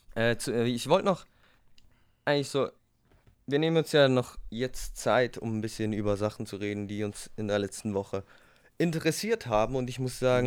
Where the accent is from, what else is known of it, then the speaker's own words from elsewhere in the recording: Switzerland; Ich bin Schweizer.